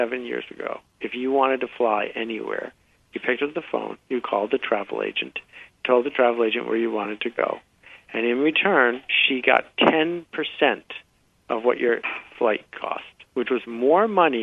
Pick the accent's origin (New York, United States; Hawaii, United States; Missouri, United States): New York, United States; Buffalo; I grew up in Buffalo, New York